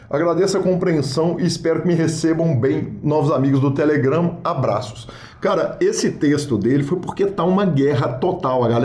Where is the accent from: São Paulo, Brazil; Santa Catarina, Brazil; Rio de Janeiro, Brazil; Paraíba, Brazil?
Santa Catarina, Brazil; Blumenau; eu sou de Blumenau, sou engenheiro de telecomunicações, instrutor de yoga e iniciante no poker.